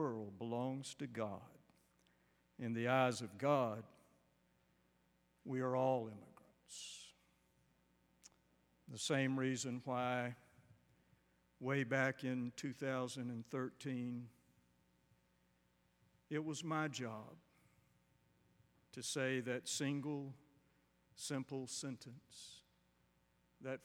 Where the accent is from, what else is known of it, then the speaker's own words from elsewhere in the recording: Macon, Georgia, United States; I was born in 1955 in Macon, Georgia